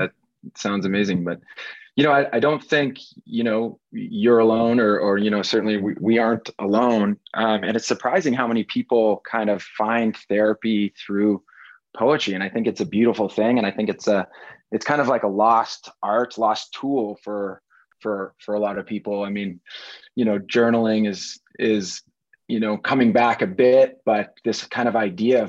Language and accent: English; Canada; I grew up in Canada